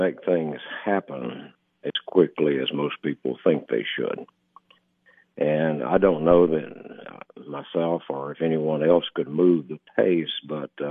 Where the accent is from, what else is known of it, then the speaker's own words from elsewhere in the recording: West Tennessee, United States; also born or lived in Knoxville, Tennessee / Oak Ridge, Tennessee; now in Algood, United States; I was born in West Tennessee